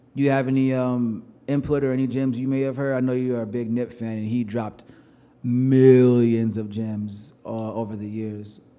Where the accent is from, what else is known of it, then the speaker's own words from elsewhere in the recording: New York, United States; I'm from New York